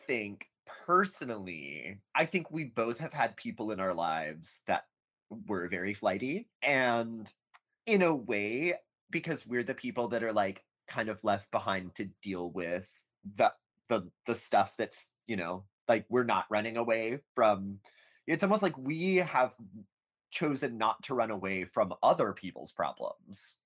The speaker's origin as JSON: {"language": "English", "country": "United States", "said": "as an American"}